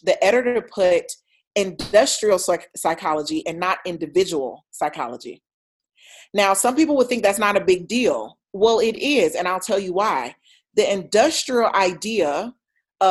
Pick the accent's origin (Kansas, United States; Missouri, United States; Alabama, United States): Alabama, United States; Troy; accent: twang; moved away as an adult; I'm from Alabama, Troy, Alabama. You may hear a twang in my voice, or maybe not